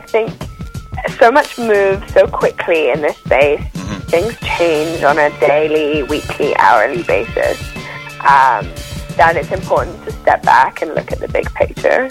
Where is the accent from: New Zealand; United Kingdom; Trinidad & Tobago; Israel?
United Kingdom; now in London, United Kingdom; originally, I'm from just outside of London. I grew up in a, um, a, a, small town a couple of hours away, um, but London is home for me